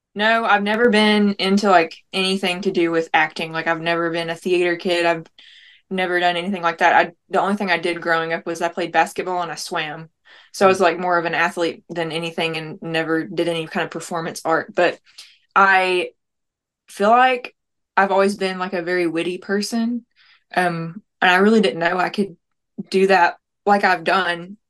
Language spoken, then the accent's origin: English; Tellico Plains, Tennessee, United States; also born or lived in Nashville, Tennessee; now in near Nashville, United States; We're from Tellico Plains. It's a very small city in the mountains in Tennessee